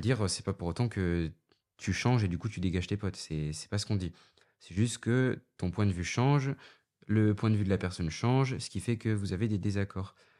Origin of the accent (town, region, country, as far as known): Dax, Nouvelle-Aquitaine, France; born or raised there; moved away as an adult